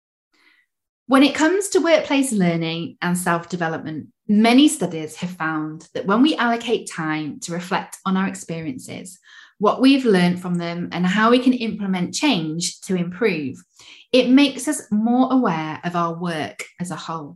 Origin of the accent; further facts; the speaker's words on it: Cheltenham, South West England, United Kingdom; moved away; I'm from Cheltenham originally.